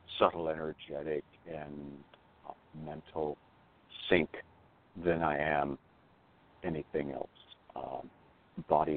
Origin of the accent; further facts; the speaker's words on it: Seattle, Washington, United States; I hail from Seattle, Washington